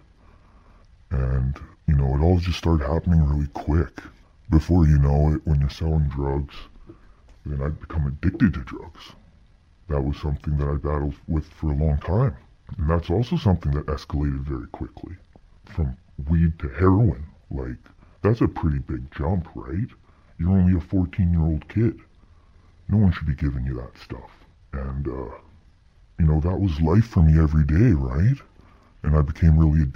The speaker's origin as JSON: {"language": "English", "area": "Lower Mainland", "region": "British Columbia", "country": "Canada", "tie": "born or raised there", "said": "I grew up in the Lower Mainland"}